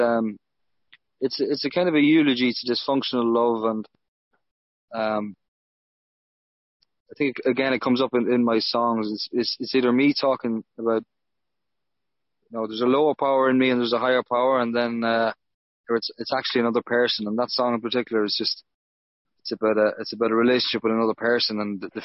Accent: Dundalk, Leinster, Ireland; moved away as an adult; also born or lived in Liverpool; now in Kilkenny, Ireland; Yeah, I'm from Dundalk, originally, just outside Dundalk. And that's where I started really gigging as a teenager.

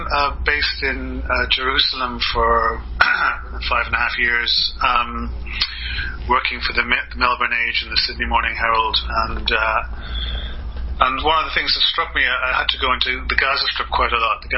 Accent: Kildare, County Kildare, Ireland; also born or lived in Canada / Alberta / Dublin; I grew up in Kildare Town, which is you know, anywhere else in the world you'd call it a village. There's probably only about three or four thousand people living in it.

